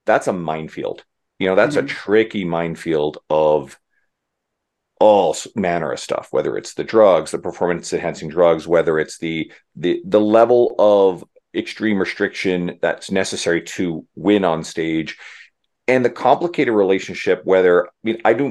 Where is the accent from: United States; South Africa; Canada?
Canada; I'm Canadian